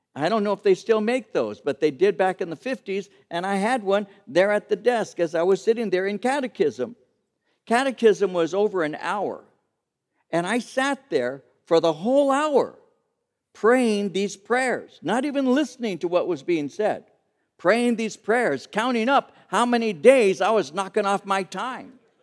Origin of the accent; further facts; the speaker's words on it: Santa Fe Springs, California, United States; When I was taking catechism classes at the age of seven or eight at Saint Pius the Tenth Church in Santa Fe Springs